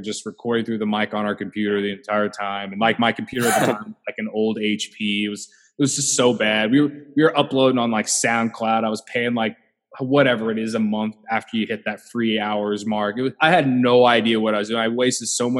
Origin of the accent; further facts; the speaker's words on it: Central Illinois, United States; I grew up in Central Illinois